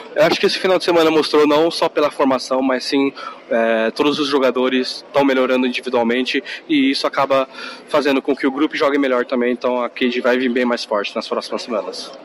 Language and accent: Portuguese; Japan; eu sou nascido no Japão